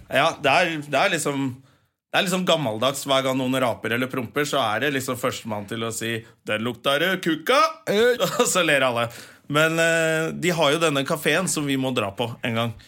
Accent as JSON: {"language": "Norwegian", "region": "Finnmark", "country": "Norway", "said": "Vi er jo fra Finnmark"}